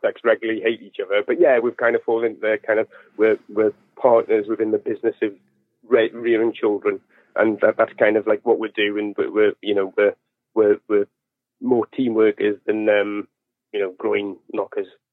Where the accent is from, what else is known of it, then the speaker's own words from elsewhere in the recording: northeast coast of England, North East England, United Kingdom; I'm from the northeast coast of England